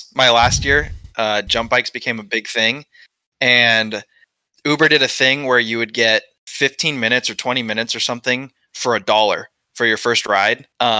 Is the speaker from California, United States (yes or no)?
yes; California, United States; growing up in the Central Valley, I mean, I'd say 90% of the kids in Central Valley would consider themselves NorCal versus SoCal, right?